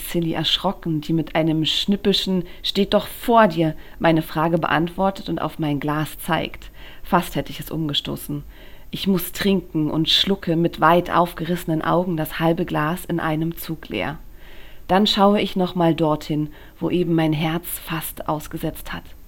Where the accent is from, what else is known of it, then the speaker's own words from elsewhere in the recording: Berlin, Germany; ich bin in Berlin geboren